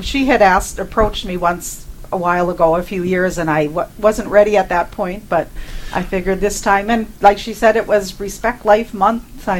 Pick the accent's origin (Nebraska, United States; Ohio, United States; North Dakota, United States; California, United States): North Dakota, United States; Park River; also born or lived in Fargo; I was born and raised in Park River, still live there now with my husband of many years. the only time I was away from home was the little bit of time that I spent in Fargo